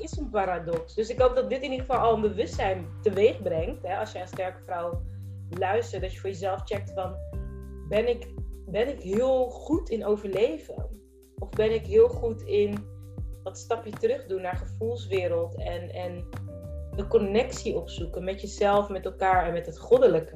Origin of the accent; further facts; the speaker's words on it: Rotterdam, South Holland, Netherlands; ik ben gewoon een Rotterdammer